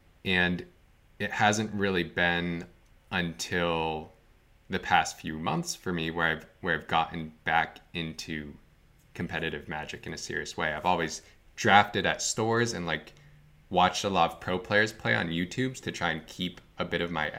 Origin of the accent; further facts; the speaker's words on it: Vermont, United States; So I grew up in Northern Vermont.